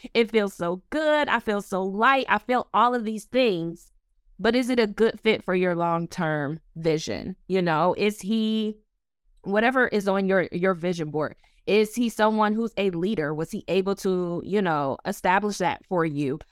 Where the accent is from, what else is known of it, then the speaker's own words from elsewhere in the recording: Buffalo, New York, United States; also born or lived in Orlando, Florida; now in Washington, D.C., United States; I am originally from Buffalo, New York, by the way of Orlando, Florida.